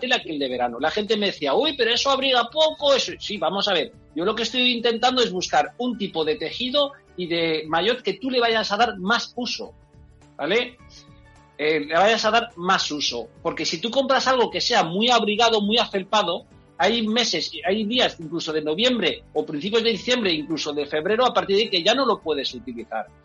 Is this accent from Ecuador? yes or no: no; Enguera, Valencian Community, Spain; yo soy de Enguera